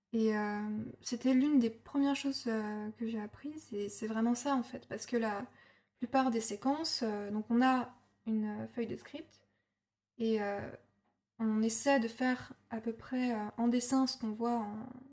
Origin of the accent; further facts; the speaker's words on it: Burgundy, Bourgogne-Franche-Comté, France; moved away; also born or lived in Angoulême; j'ai grandi euh, en Bourgogne, euh, dans une ancienne ferme dans laquelle je suis née aussi